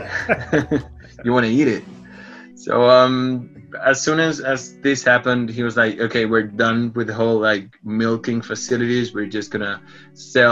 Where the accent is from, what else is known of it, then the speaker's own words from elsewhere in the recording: Chile; I'm 31 years old. I'm from Chile. I live in Santiago